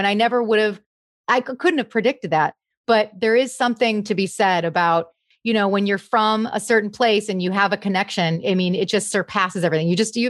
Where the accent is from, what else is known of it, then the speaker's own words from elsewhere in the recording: Grosse Pointe, Michigan, United States; I actually had a great experience in Grosse Pointe. It's a small town, you know, it's a small town. Everybody knows everybody.